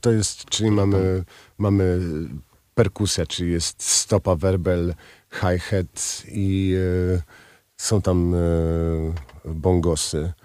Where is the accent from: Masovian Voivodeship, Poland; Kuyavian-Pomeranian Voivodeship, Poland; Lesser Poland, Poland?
Kuyavian-Pomeranian Voivodeship, Poland; Toruń; Jestem co prawda z Torunia